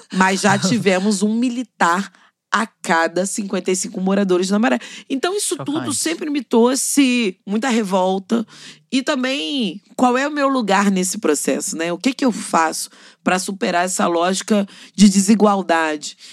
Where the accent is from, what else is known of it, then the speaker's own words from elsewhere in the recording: Rio de Janeiro, Brazil; Eu sou cria da Maré